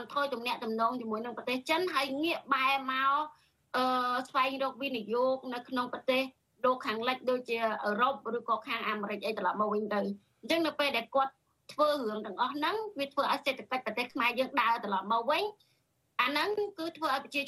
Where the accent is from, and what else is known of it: Cambodia; born there